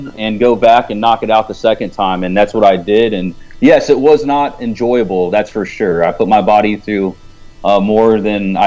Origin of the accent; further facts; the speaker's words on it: California, United States; moved away as an adult; also born or lived in East Coast; now in Dallas, United States; I'm originally from California, born and raised